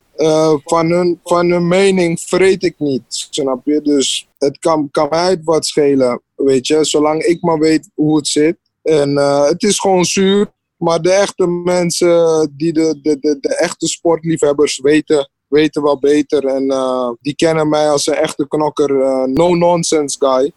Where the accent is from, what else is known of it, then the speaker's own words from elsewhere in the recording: Suriname; ik kom uit Suriname